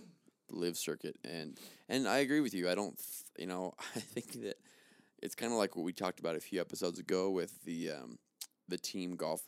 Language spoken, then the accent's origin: English; Utah, United States; Because I'm from Utah.